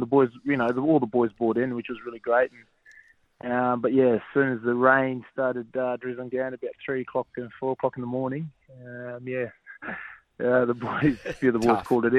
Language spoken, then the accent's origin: English; Brisbane, Queensland, Australia; moved away as an adult; now in Sydney, Australia; I came down to Sydney from Brisbane as a young 20-year-old trying to crack it